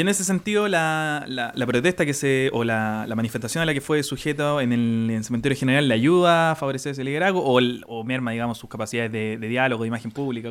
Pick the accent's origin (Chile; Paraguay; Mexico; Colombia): Chile; Renca, Santiago Metropolitan Region; somos de Renca